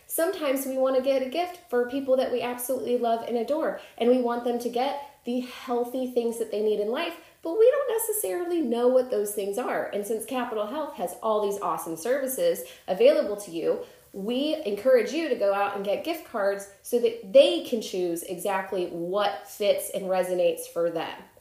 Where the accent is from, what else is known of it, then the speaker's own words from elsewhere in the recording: Chicago, Illinois, United States; I'm from Chicago